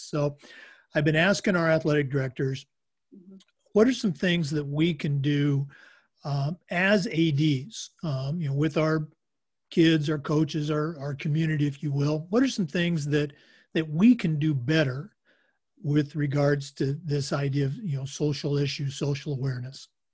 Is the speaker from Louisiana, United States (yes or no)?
no; Oregon, United States; moved away; I'm born and raised in Oregon